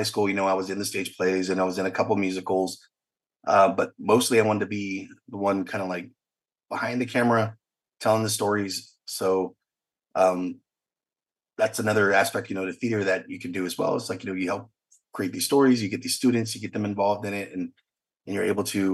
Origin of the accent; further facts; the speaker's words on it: Fredericksburg, Texas, United States; also born or lived in Blanco, Texas; I grew up in a small town of Blanco and Fredericksburg